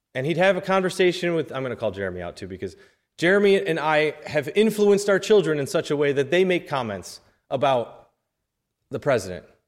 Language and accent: English; New York, United States; I'm from New York